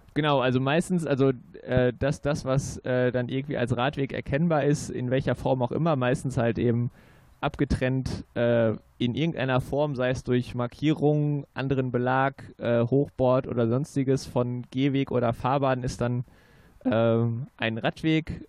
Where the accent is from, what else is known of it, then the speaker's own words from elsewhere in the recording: Münster, North Rhine-Westphalia, Germany; als gebürtiger Münsteraner